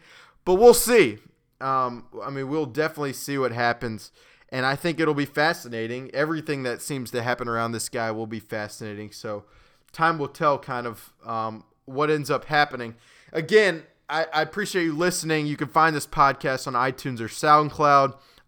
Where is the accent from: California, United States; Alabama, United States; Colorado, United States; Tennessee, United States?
Alabama, United States; Birmingham; And a story he wrote about my hometown in Birmingham, Alabama.